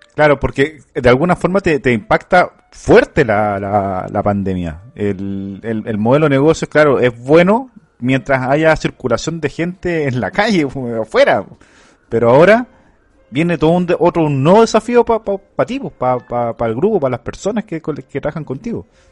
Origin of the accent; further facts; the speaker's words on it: Chile; acá en Chile